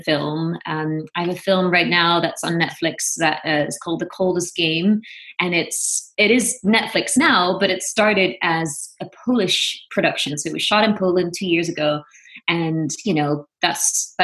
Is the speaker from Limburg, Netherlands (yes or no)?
yes; Venlo, Limburg, Netherlands; moved away as an adult; also born or lived in Amsterdam, Netherlands / New York, United States; now in Los Angeles, United States; I'm originally from Venlo, which is a small town in the southeast of Holland